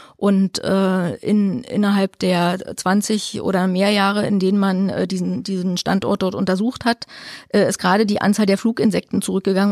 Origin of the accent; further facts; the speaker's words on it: Mecklenburg-Vorpommern, Germany; für uns als Ostdeutsche